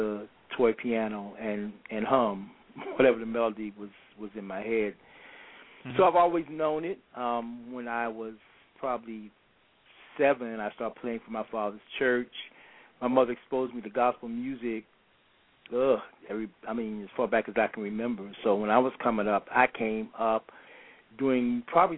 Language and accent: English; Washington, District of Columbia, United States; also born or lived in Atlanta, Georgia; actually consider my home D.C. because I've been here most of my life. And so grew up here for the most of my childhood here in D.C.